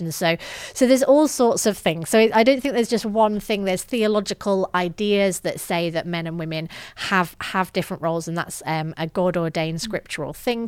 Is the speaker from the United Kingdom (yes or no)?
yes; the north of England, United Kingdom; grew up in the north of England, as my accent may betray